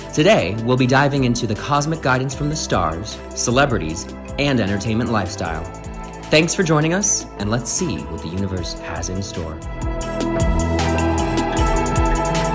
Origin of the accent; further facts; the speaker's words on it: Midwest, United States; also born or lived in Chicago; now in Los Angeles, United States; I'm actually from the Midwest